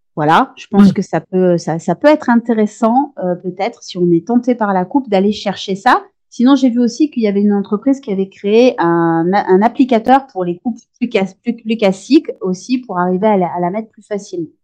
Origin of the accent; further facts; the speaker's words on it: France; chez nous en France